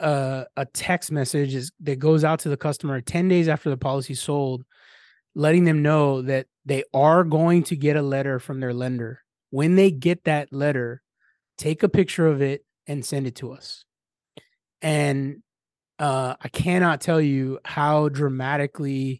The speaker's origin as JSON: {"language": "English", "town": "San Antonio", "region": "Texas", "country": "United States", "said": "I'm from San Antonio, Texas"}